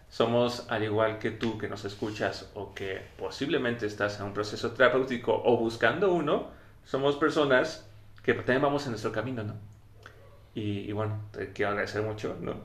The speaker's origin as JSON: {"language": "Spanish", "country": "Mexico"}